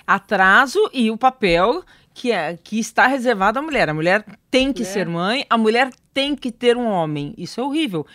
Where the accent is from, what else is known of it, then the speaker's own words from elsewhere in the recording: interior of São Paulo, Brazil; eu sou do interior, de São Paulo